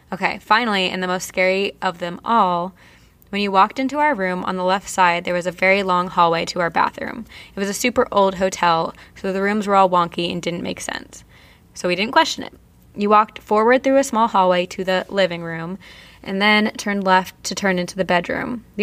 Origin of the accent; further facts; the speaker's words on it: Vernon, New Jersey, United States; I'm from New Jersey. Did I hear that one of you from New Jersey also? I am. I'm from Vernon, where Mountain Creek Action Park is